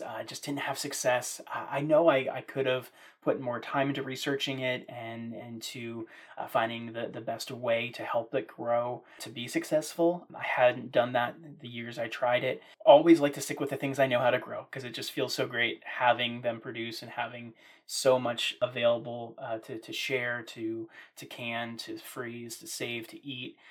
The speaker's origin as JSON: {"language": "English", "region": "Maryland", "country": "United States", "tie": "born or raised there", "also_born_or_lived": "central Virginia", "moved": "yes", "lives_now": "Virginia, United States", "said": "growing up in Maryland with a small family garden in our backyard."}